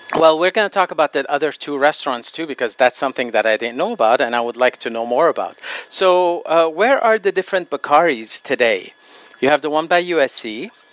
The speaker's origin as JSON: {"language": "English", "country": "Lebanon", "moved": "yes", "said": "my homeland, Lebanon"}